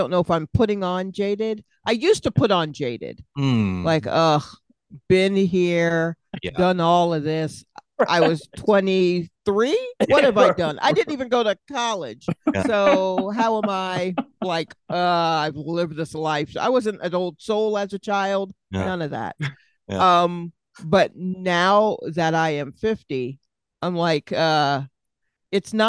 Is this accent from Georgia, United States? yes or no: yes; Atlanta, Georgia, United States; moved away as an adult; also born or lived in Brooklyn, New York; now in New York, United States; my family moved to Atlanta. So all my book learning's been there